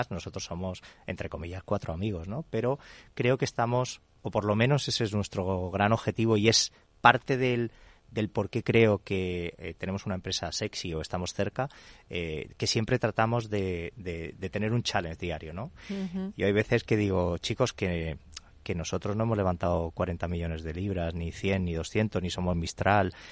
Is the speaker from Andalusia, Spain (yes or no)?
yes; Córdoba, Andalusia, Spain; Soy de Córdoba, España profunda.